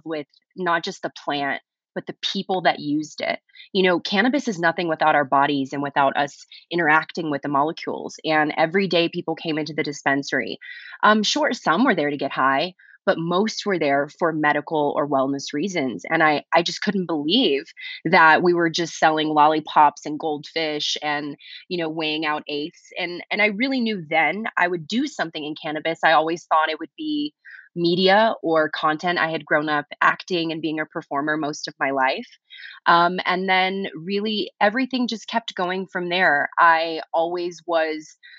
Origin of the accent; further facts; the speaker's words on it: South Louisiana, United States; moved away; I grew up in South Louisiana, a place where cannabis was very stigmatized.